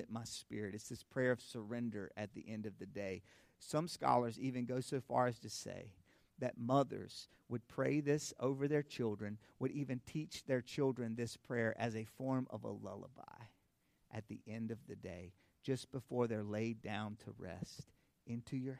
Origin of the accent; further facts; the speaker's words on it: North Carolina, United States; also born or lived in Indiana; my home state of North Carolina